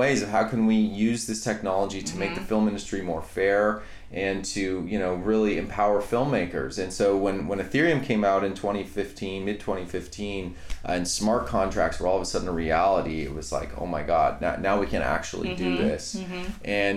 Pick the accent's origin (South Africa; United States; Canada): Canada; I grew up in Canada